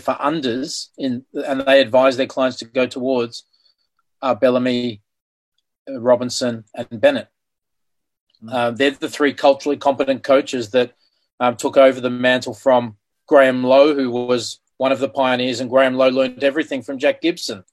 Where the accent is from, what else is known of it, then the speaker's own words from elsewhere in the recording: Australia; I grew up in Anglo Australia